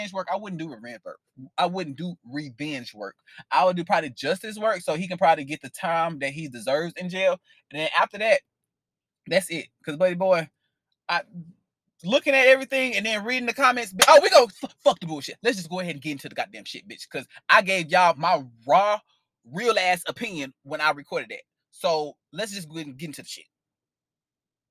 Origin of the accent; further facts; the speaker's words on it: St. Louis, Missouri, United States; now in Houston, United States; I'm from Missouri, I'm from St. Louis, but I live in Houston, Texas